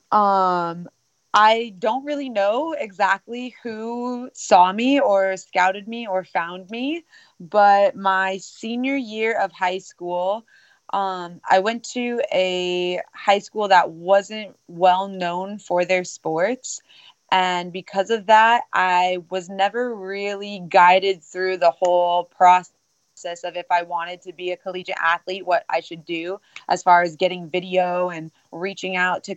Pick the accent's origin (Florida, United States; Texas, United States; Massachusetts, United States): Florida, United States; South; moved away as an adult; also born or lived in Fort Madison, Iowa / Cleveland, Ohio / Northern Iowa; I was 8 years old when I moved down to South Florida